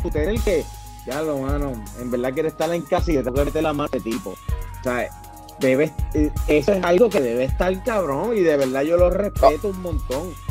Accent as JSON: {"language": "Spanish", "country": "Puerto Rico", "said": "como puertorriqueños"}